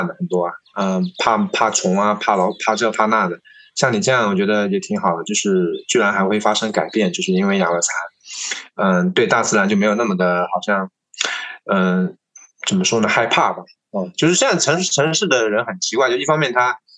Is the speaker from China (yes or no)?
yes; Tongxiang, Zhejiang, China; also born or lived in Beijing; 我是出生在农村的嘛， 啊。那么，嗯，在我是八，其实我是八五后，我是八六年的，呃，那么在八十年代呢，其实农村是比较啊比较穷的，那甚至呃浙江的农村也是一样的